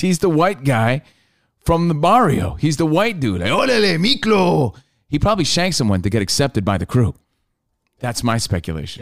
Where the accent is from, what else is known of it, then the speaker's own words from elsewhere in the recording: New York, United States; We're from New York.